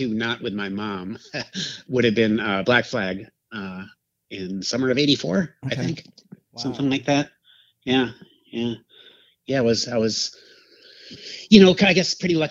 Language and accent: English; Madison, Wisconsin, United States; moved away as an adult; also born or lived in Portland / Milwaukee; I grew up in Madison, which is like the capital of Wisconsin